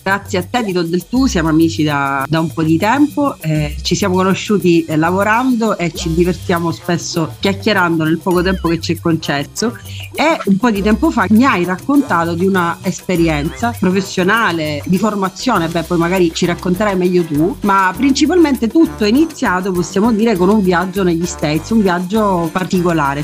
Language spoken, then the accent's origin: Italian; Messina, Sicily, Italy; sono messinese